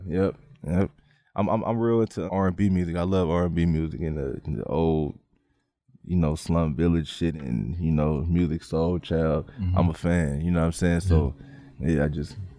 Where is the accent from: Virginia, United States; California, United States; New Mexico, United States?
California, United States; San Francisco; we come from Hunters Point